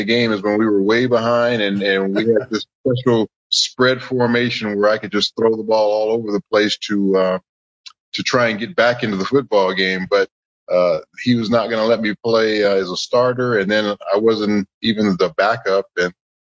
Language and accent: English; Los Angeles, California, United States; I grew up in Los Angeles.